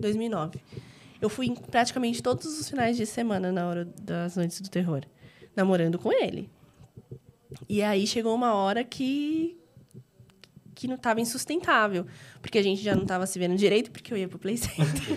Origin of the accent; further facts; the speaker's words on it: Diadema, São Paulo, Brazil; also born or lived in São Bernardo do Campo; eu nasci em São Paulo, mas eu morei desde pequena em Diadema.